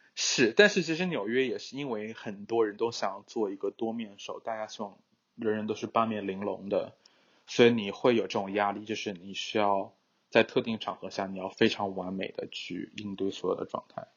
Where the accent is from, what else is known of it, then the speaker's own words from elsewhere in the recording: China; now in United States; 我还觉得我是中国人